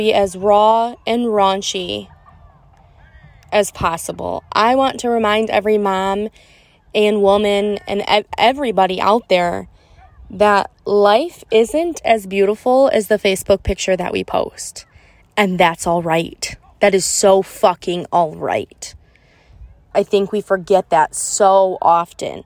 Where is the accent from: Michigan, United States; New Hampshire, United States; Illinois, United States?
Michigan, United States; I'm from Michigan